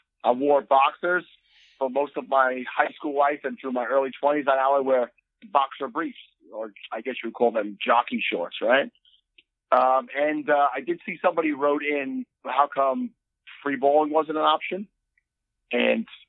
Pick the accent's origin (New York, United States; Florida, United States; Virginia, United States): New York, United States; I'm from the Northeast